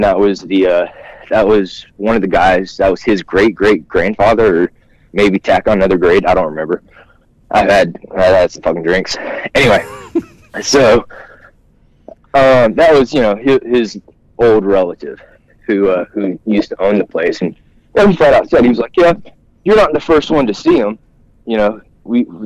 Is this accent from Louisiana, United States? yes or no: yes; South Louisiana, United States; also born or lived in South Georgia; we grew up in South Louisiana